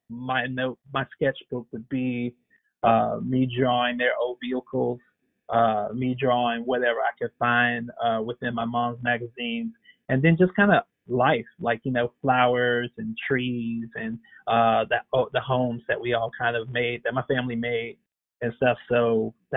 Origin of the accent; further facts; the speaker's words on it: Blythe, Georgia, United States; I grew up in Blythe. It's kind of on the outskirts of Augusta, Georgia